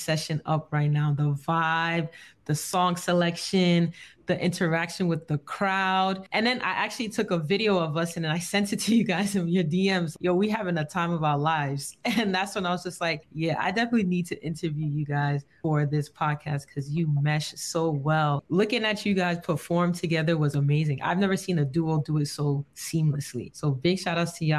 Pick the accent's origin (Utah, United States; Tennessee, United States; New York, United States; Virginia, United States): New York, United States; New York City; now in Texas, United States; I'm also from the Bronx